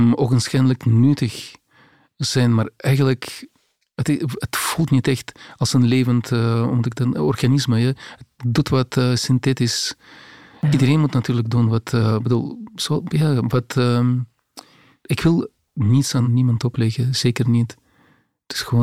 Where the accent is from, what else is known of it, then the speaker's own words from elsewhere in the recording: Grodno, Grodno Region, Belarus; Dutch is a second language; moved away as an adult; also born or lived in Minsk, Belarus / Moscow, Russia; now in Belgium; de stad waar ik, waar ik ben geboren, de stad, in mijn geboortestad, ja, Grodno